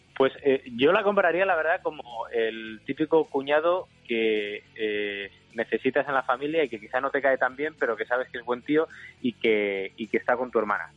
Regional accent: Gijón, Asturias, Spain; yo soy de Gijón, soy de un sitio muy humilde, de un barrio muy obrero

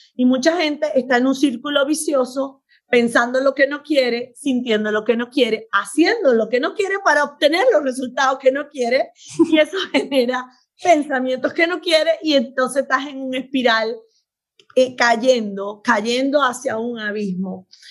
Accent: Venezuela; moved away as an adult; also born or lived in Beirut, Lebanon; now in United States; soy médico venezolana. Nací en Beirut, pero a los 40 días llegué a Venezuela, o oh, que soy venezolana de corazón. Y me crié, estudié medicina, me gradué allá

